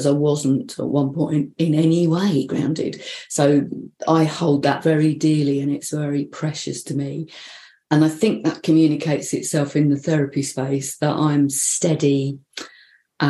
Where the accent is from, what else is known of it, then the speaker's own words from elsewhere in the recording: London, United Kingdom; now in North East England, United Kingdom; the Northeast, which is where I live, but not where I come from. And no, I haven't lost my accent, so I come from London.